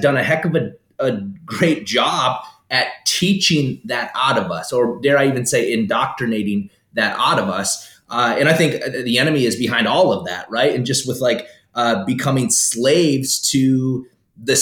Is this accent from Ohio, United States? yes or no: no; South Dakota, United States; also born or lived in Florida; now in Minnesota, United States; Born in South Dakota, born and raised in South Dakota.